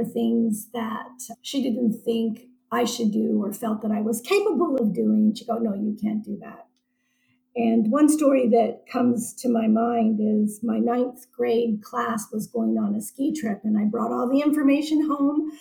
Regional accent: San Francisco, California, United States; also born or lived in Seattle, Washington; I was born in Seattle, Washington, and we moved to San Francisco when I was 7 months old. So I consider myself a San Francisco native

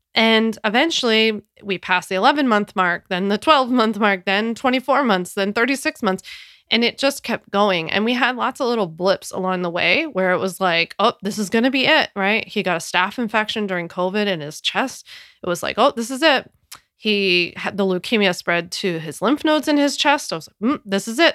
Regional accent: Philadelphia, Pennsylvania, United States; moved away as an adult; now in New York, United States; I'm from Philly, born and raised

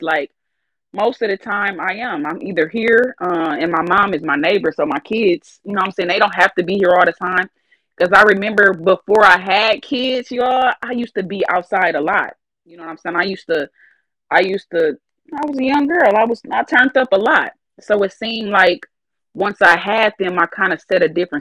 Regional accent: Flint, Michigan, United States; I'm from Flint, Michigan. It's already rough here

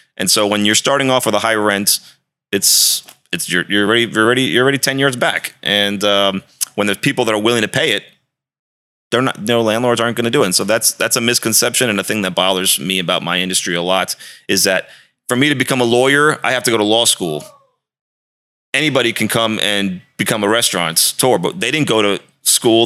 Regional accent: D.C., District of Columbia, United States; moved away as an adult; also born or lived in Arizona / Miami; I grew up outside of Washington, D C

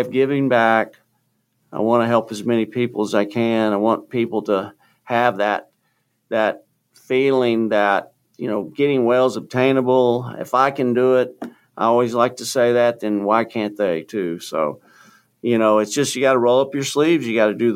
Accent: Houston, Texas, United States; moved away; getting down to Houston, my hometown

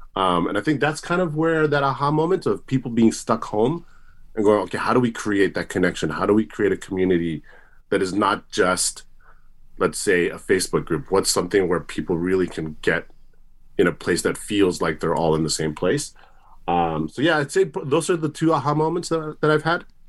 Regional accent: Tokyo, Japan; also born or lived in United States; now in New Zealand; I'm originally from Tokyo

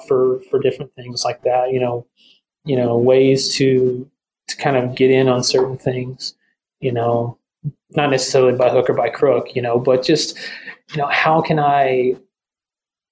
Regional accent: the South, United States; I'm from the South too. That's just a way of life down here.

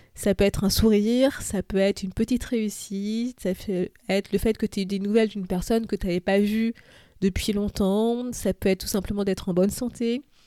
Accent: France; now in London, United Kingdom; je suis française, mais en ce moment, j'habite à Londres

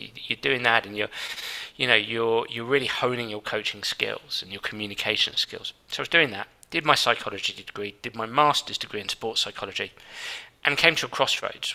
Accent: London, United Kingdom; I grew up and lived in London at the time

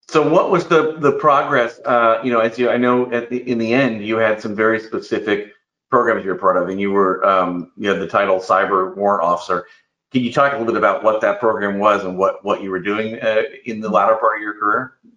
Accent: Indiana, United States; I grew up in Indiana, so we're you know neighbors, so to speak, in the Midwest

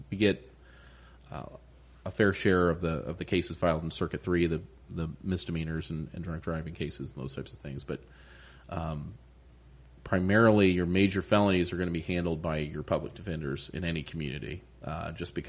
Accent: Upland, Indiana, United States; now in New Castle, United States; I'm from Upland originally

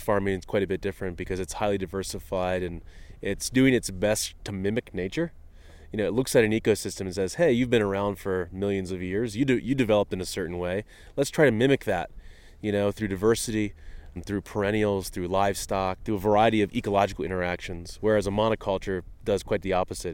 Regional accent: Eastern Shore, Maryland, United States; moved away; I grew up in Maryland on the eastern shore.

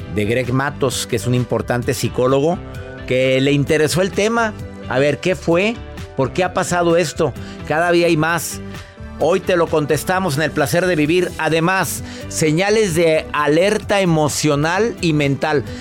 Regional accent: Mexico; soy mexicano

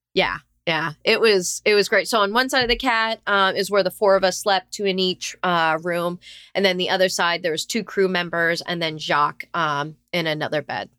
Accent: South Florida, United States; I was born and raised in, uh, sunny South Florida

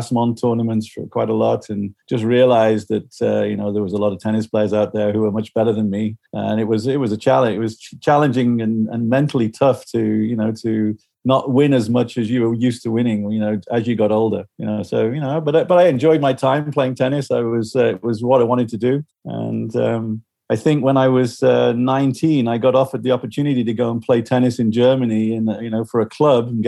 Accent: Liverpool, North West England, United Kingdom; I grew up in Liverpool

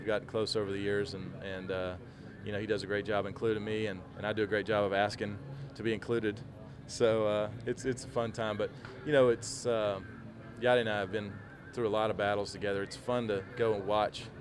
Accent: South Georgia, United States; moved away as an adult; now in St. Louis, United States; where I'm from in my hometown

